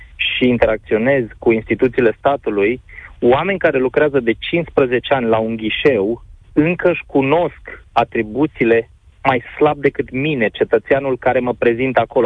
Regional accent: Oradea, Bihor County, Romania; mă mândresc că sunt din Oradea

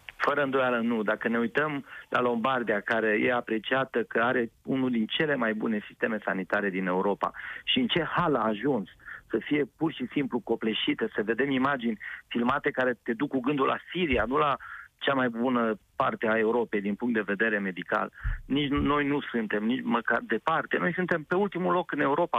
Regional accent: Orăștie Mountains, Hunedoara County, Romania; locurile de unde sunt eu născut, din Munții Orăștie

